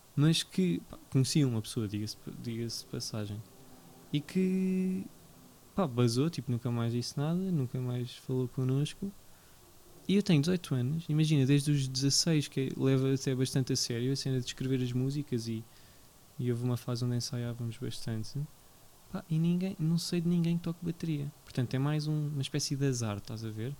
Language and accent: Portuguese; Portugal; já nasci em Portugal